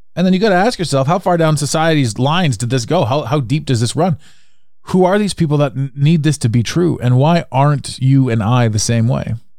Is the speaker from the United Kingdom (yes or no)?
no; Canada; as a Canadian, we grew up